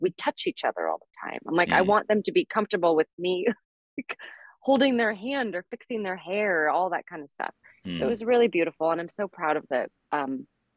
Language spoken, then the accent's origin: English; San Francisco, California, United States; also born or lived in Colorado; now in Los Angeles, United States; I'm from San Francisco